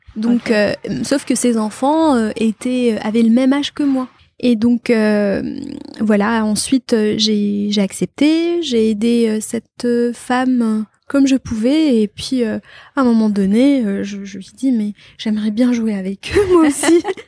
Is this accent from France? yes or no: no; Batna, Batna Province, Algeria; also born or lived in Constantine / Algiers; je suis née à Constantine, mais pour euh, pour des soucis administratifs, mon père m'a inscrite à Batna